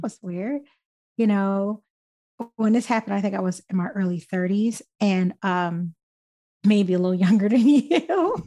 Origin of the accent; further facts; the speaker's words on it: Philadelphia, Pennsylvania, United States; I'm born and raised in West Philly